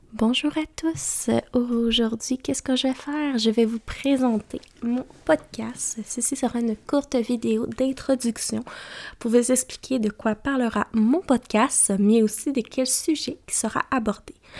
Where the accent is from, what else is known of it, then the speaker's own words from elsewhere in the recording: Mauricie, Quebec, Canada; J'ai grandi en Mauricie